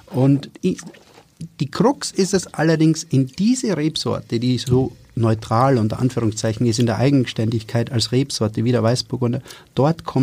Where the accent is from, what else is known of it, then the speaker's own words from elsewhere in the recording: Styria, Austria; ich werde noch ein bisschen helfen, weil ich ja generös bin als Steirer.